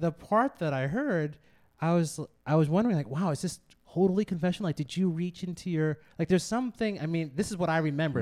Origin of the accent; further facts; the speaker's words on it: Wood Dale, Illinois, United States; moved away; my mom and my dad live in, uh, the same house that I grew up in outside of Chicago in Wooddale